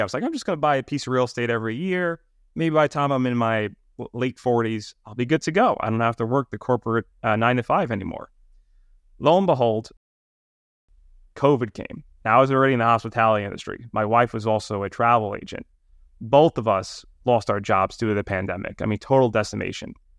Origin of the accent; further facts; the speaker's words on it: New York City, New York, United States; accent: New York; I grew up in Brooklyn, New York, and Staten Island, so very much New York City